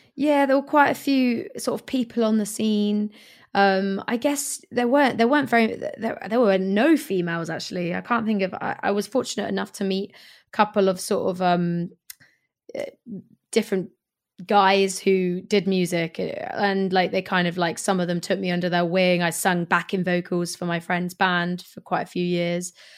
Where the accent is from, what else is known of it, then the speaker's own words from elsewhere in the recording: Swindon, South West England, United Kingdom; moved away as an adult; also born or lived in Hackney, London / Stoke Newington, London; now in London, United Kingdom; my hometown of Swindon